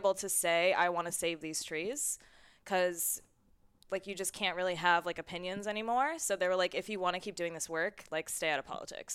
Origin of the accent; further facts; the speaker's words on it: New York City, New York, United States; now in San Diego, United States; I'm from New York City